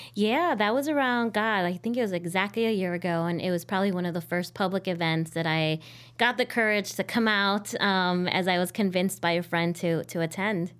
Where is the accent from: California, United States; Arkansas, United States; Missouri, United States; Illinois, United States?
Illinois, United States; Chicago; I'm 100% Chicagoan and I identify with my identidad as Mexicana, Latina, um, hija de migrantes